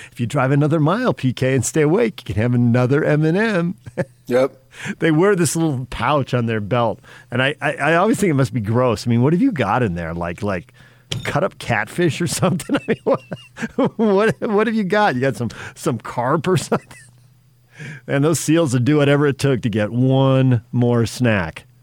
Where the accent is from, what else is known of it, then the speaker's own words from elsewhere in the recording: San Diego, California, United States; moved away; so growing up in San Diego, I went to SeaWorld plenty of times and saw plenty of shows because I my grandparents' generation all stayed in San Diego